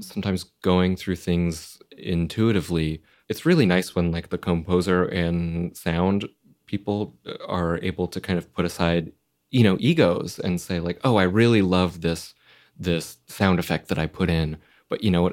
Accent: Florida, United States; I grew up in Florida

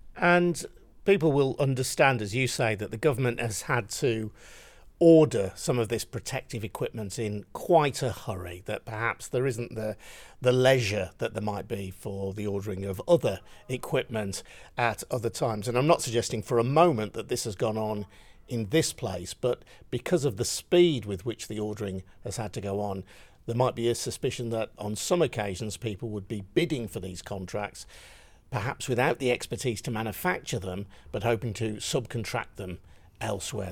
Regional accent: West Midlands, United Kingdom; also born or lived in Birmingham; mine of the West

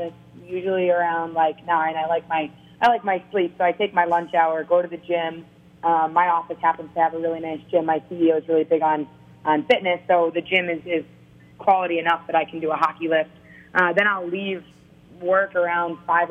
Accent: Waltham, Massachusetts, United States; my hometown of Waltham, Massachusetts

